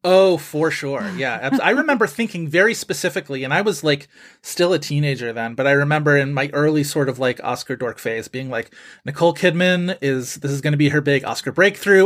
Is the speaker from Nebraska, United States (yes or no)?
no; Buffalo, New York, United States; I grew up in Buffalo, and so we lived close enough to Canada to get, like, the Canadian television